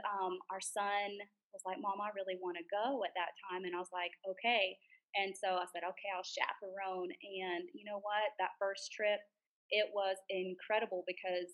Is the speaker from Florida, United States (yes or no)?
yes; Fort Ogden, Florida, United States; moved away as an adult; now in Guatemala; I'm from a little town called Fort Ogden. If you don't know where it is, don't be upset, because it is tiny